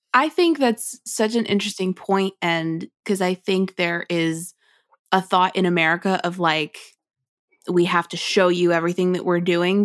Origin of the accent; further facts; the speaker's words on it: United States; as an American